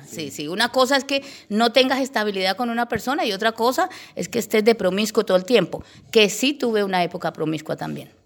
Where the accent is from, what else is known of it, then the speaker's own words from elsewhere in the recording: Bogotá, Colombia; also born or lived in Llanos Orientales; me crié en medio de Bogotá